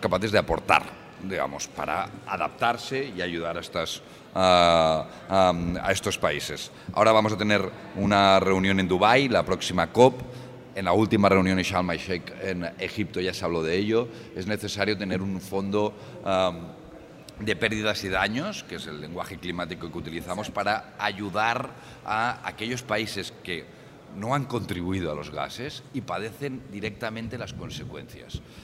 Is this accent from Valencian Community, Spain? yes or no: no; Barcelona, Catalonia, Spain; also born or lived in Brussels; Soy de Barcelona y soy del Partido Socialista Obrero Español